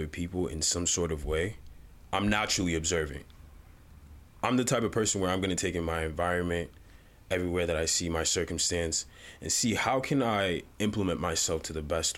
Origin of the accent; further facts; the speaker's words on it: Uganda; moved away; I was born in Uganda, came here